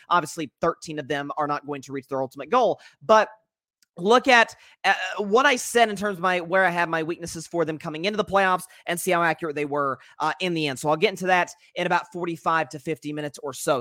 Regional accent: Tennessee, United States; my home state of Tennessee

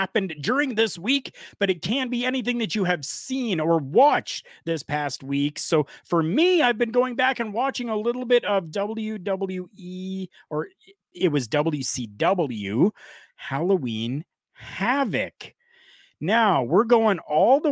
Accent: Canada; I'm Canadian

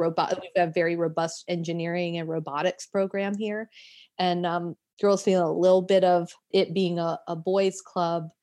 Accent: Florence, South Carolina, United States; I grew up in Florence, South Carolina

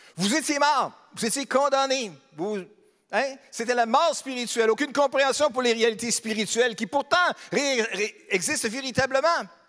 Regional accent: Beauce, Quebec, Canada; moved away; Je suis aussi natif de la Beauce, donc je suis un Beauceron

